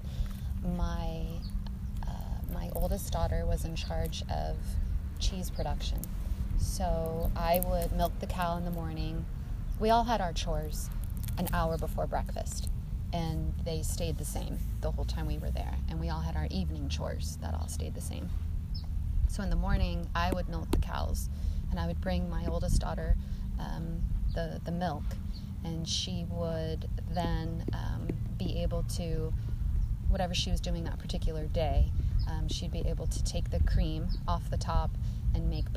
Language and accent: English; East Coast, United States; growing up on the East Coast